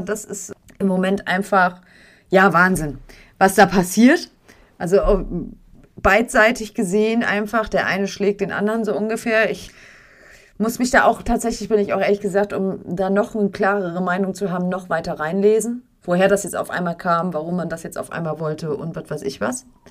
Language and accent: German; Germany; bei uns in Deutschland